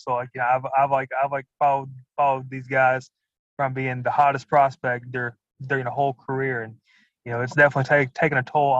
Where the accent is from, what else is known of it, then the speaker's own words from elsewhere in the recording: Atlanta, Georgia, United States; I'm from the Atlanta area.